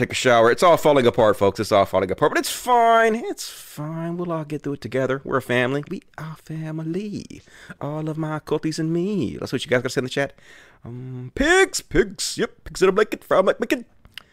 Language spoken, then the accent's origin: English; United States; I'm American